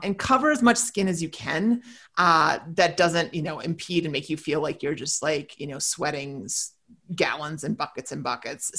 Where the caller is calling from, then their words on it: Katy, Texas, United States; I'm calling you from Katy, Texas, the suburb of Houston